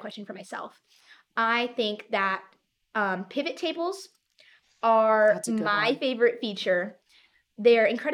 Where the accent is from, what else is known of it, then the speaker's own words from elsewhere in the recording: Chicago suburbs, Illinois, United States; moved away as an adult; now in Indiana, United States; growing up in Chicago... Well, first off, I would like to note that I didn't grow up directly in the city